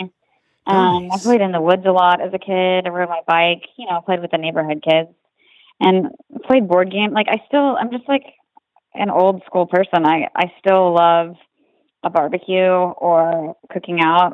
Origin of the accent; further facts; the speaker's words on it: Roanoke, Virginia, United States; moved away as an adult; now in Los Angeles, United States; I grew up in Roanoke, Virginia